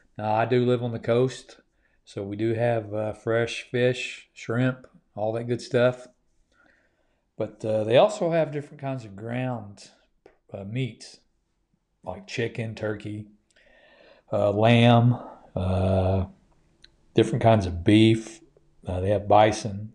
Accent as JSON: {"language": "English", "country": "United States", "said": "I'm an American"}